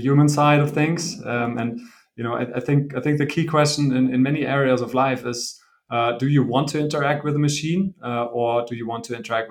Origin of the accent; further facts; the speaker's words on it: Bochum, North Rhine-Westphalia, Germany; moved away as an adult; also born or lived in Italy / China; now in Berlin, Germany; I'm originally from the Ruhr area in Germany, from Bochum. Grew up there